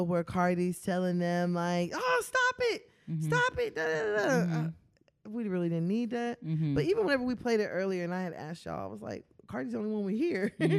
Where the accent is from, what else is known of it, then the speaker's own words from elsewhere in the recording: Dallas, Texas, United States; We're not from Houston. We're from Dallas. So we just see, at least, I'm from Dallas, she from Memphis.